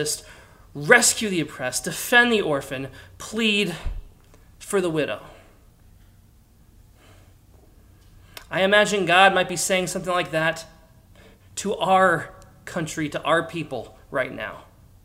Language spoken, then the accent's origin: English; Pennsylvania, United States; I grew up in Pennsylvania, for crying out loud, a state with more guns than people